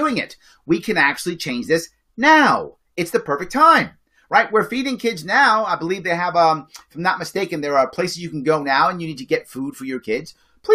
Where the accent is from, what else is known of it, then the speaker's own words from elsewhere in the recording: New York City, New York, United States; I grew up in the Bronx, a poor neighborhood in the 70s